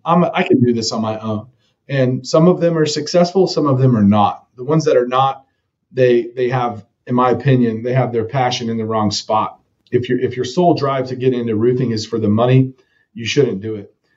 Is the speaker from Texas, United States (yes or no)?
yes; Texas, United States; also born or lived in Evansville, Indiana; I was raised in a suburb in northern um, DFW, Dallas Fort Worth area.